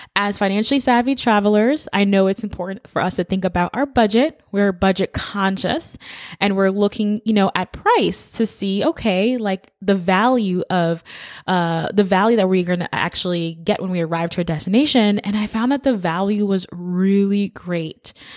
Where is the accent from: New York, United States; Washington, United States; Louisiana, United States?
New York, United States; New York City; I am originally from the Bronx, New York, which is a borough